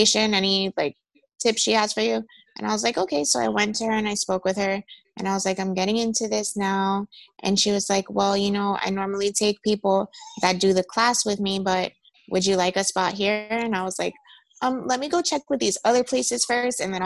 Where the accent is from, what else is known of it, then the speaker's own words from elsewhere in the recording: Miami, Florida, United States; I'm from Miami, Florida. My family, mostly Jamaican